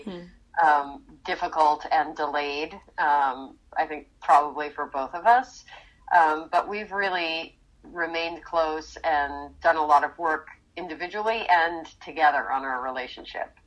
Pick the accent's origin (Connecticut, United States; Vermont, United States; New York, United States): New York, United States; Rockland County; moved away as an adult; also born or lived in Philadelphia / Nyack; now in Los Angeles, United States; I grew up in Rockland County, right on the Hudson River.